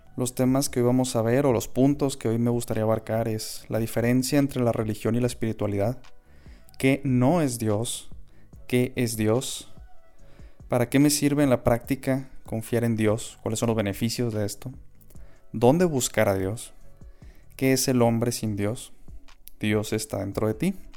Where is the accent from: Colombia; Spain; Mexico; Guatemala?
Mexico; Chihuahua; yo soy de Chihuahua, mis abuelos son de Delicias